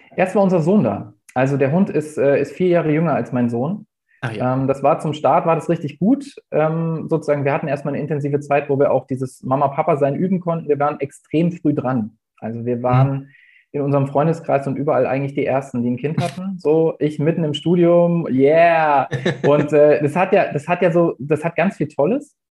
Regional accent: Hesse, Germany; moved away as an adult; now in Lübeck, Germany; Ich komme eigentlich ursprünglich aus Hessen, bin da zur Schule gegangen und äh, habe da auch studiert.

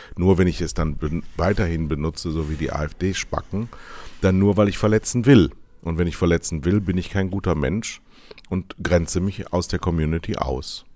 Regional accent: Westerwald, Rhineland-Palatinate, Germany; Ich bin ja im Westerwald groß geworden

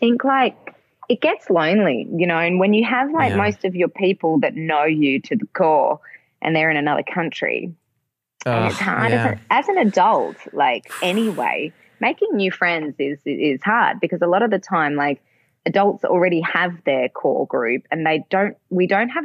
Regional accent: Perth, Western Australia, Australia; moved away as an adult; also born or lived in Melbourne, Australia; now in Germany; I left my hometown when I was 19

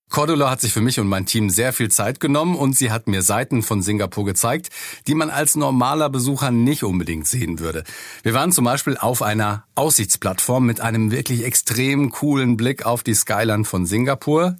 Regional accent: Germany; bei uns in Deutschland

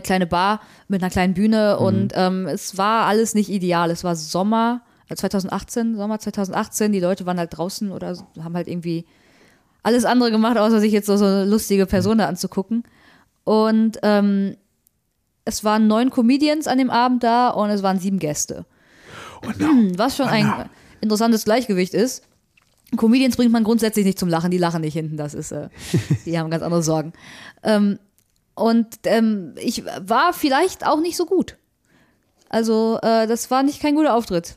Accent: Recklinghausen, North Rhine-Westphalia, Germany; aber Recklinghausen ist schon ziemlich Ruhrgebiet und gerade Recklinghausen Süd, wo ich herkomme

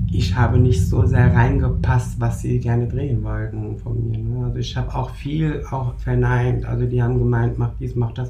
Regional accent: Germany; in Deutschland geboren, aufgewachsen, türkischer Abstammung

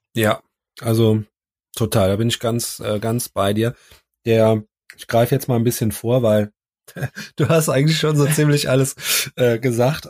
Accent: Cologne, North Rhine-Westphalia, Germany; wir sind ja Kölner

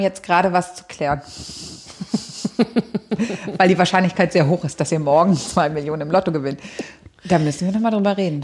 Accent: Berlin, Germany; ich bin in Berlin-Kreuzberg groß geworden

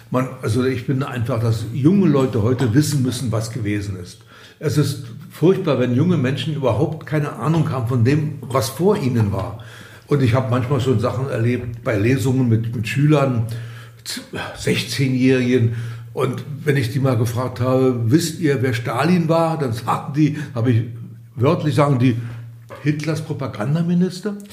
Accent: Berlin, Germany; Ich bin ja in Berlin geboren, 1943 als die Mauer gebaut wurde, 61, war ich bereits 18 und bis dahin war ich in beiden Stadtteilen zu Hause, im Westen wie im Osten

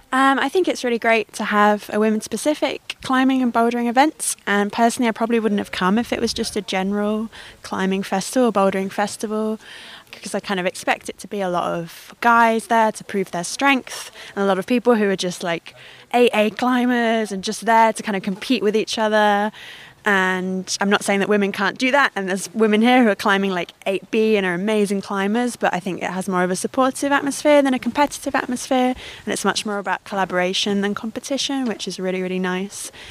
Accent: Bristol, South West England, United Kingdom; I'm from Bristol.

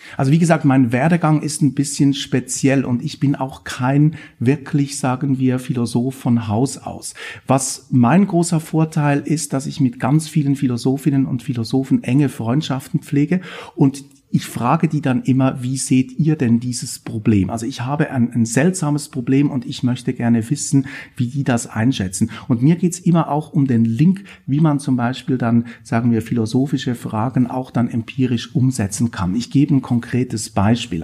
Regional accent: Switzerland; moved away as an adult; also born or lived in Bern; now in Stuttgart, Germany; Man hört das auch ein bisschen, ich bin Schweizer, lebe auch immer noch einen Teil meines Lebens in der Schweiz. Und ich habe meine ganze Ausbildung auch in der Schweiz gemacht

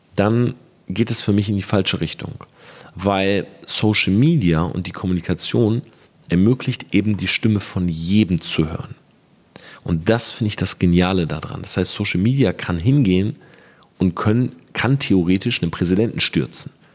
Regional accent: Germany; bei uns in Deutschland

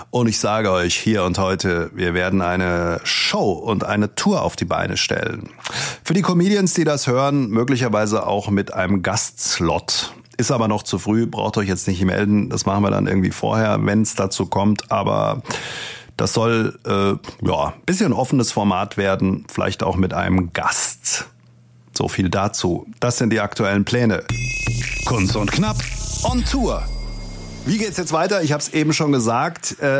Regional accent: Langen, Hesse, Germany; Ähm, ich komme ja eigentlich aus Langen. Langen liegt zwischen Frankfurt und Darmstadt.

